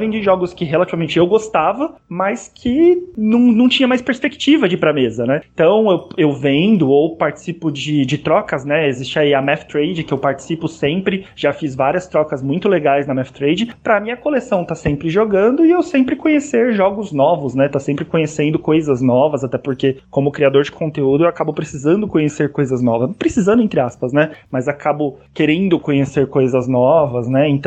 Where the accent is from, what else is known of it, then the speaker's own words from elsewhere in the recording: São Paulo, Brazil; Eu sou aqui de São Paulo